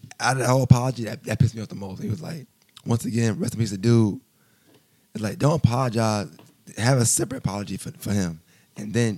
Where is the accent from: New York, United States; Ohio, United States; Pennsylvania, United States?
New York, United States; I'm from New York.